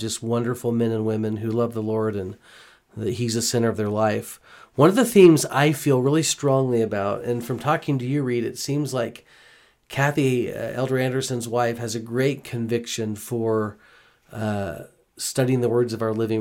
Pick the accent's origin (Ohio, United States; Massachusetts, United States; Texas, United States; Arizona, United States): Texas, United States; Houston; moved away; I grew up in Houston